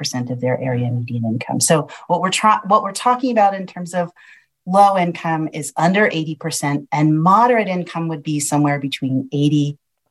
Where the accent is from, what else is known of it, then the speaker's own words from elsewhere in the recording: Philadelphia, Pennsylvania, United States; now in California, United States; I was born in Philadelphia